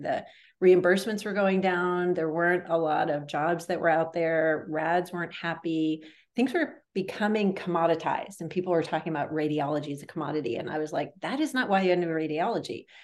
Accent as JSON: {"language": "English", "area": "a suburb outside of Boston", "region": "Massachusetts", "country": "United States", "tie": "born or raised there", "said": "I grew up in a suburb outside of Boston, Massachusetts"}